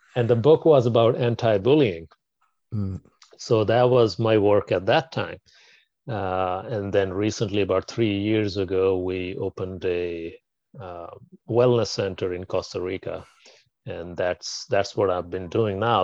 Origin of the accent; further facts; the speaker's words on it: Pakistan; I was born in Pakistan